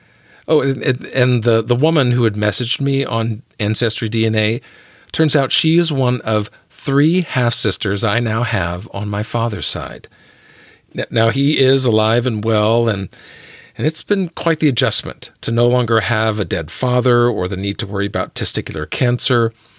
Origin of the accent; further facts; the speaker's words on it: Birmingham, Alabama, United States; growing up in Birmingham, Alabama.